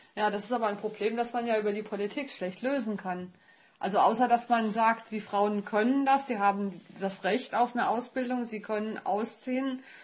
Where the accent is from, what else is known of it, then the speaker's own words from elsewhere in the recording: Germany; Ich als Deutsche